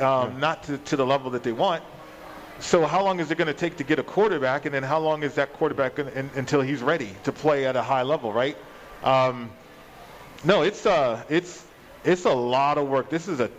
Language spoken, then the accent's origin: English; Las Vegas, Nevada, United States; also born or lived in Colorado; I should stay home and play for my school, my hometown, right?